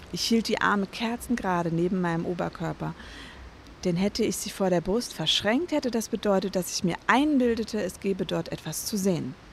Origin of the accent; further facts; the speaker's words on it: Hesse, Germany; now in Berlin, Germany; Unterschiedlich. Also teilweise ähm, im Odenwald. Also wir sind ein paar Mal umgezogen, aber teilweise im Odenwald, das ist bei Frankfurt.